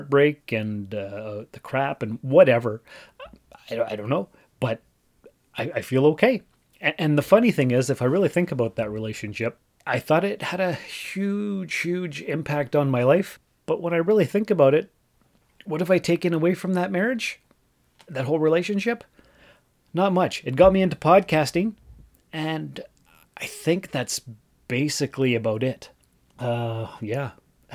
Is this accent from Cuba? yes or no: no; Sault Ste. Marie, Ontario, Canada; moved away as an adult; also born or lived in North Bay / Timmins; I was born and raised in Sault Ste. Marie, and went to college, university, whatever, in North Bay